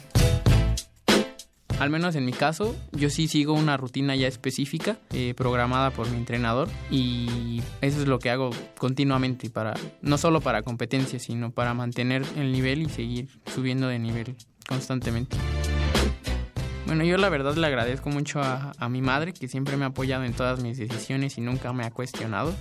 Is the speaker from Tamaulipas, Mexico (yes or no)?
no; Oaxaca, Mexico; moved away as an adult; now in Mexico City, Mexico; Yo crecí en Oaxaca toda mi vida hasta hace unos cuantos años que llegué a la universidad